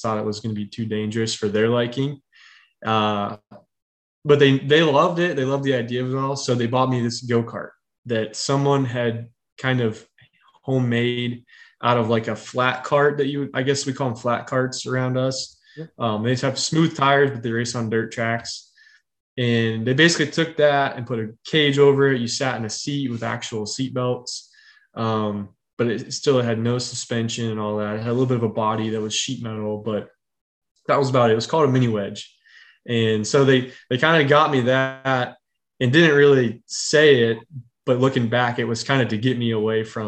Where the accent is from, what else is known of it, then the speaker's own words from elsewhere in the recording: Northern West Virginia, United States; now in Charlotte area, United States; I'm from Northern West Virginia, right where the state is like 13 miles wide.